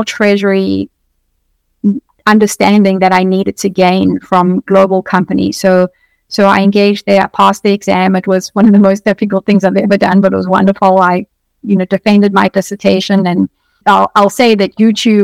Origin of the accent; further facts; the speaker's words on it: South Africa; moved away as an adult; now in United States; I come from South Africa. So I moved to the US.